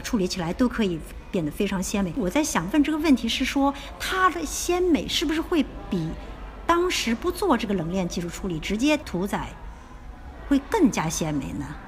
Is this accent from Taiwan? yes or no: no; China; 或者对于我们中国人来说